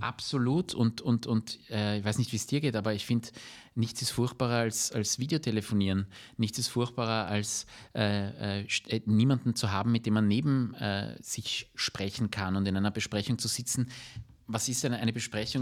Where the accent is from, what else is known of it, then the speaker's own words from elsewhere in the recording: Vienna, Austria; wir sind alle Wiener, wir leben in der Stadt